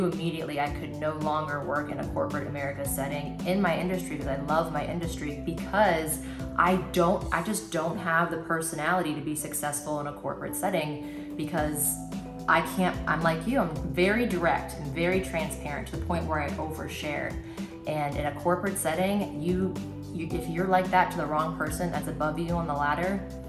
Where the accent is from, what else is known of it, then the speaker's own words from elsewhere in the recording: Tampa, Florida, United States; I didn't understand Jacksonville because I came from Tampa and St. Pete, where there's always something to do.